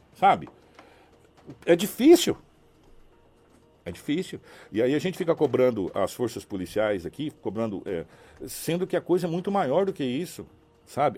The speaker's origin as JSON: {"language": "Portuguese", "region": "Mato Grosso", "country": "Brazil", "also_born_or_lived": "Sinop", "said": "Nós somos cidadão mato-grossense"}